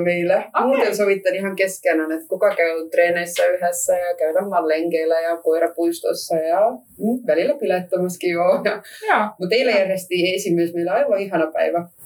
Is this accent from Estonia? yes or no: yes; Estonia; Finnish is a second language; now in Finland; mä oon virolainen, mä myös puhun venäjä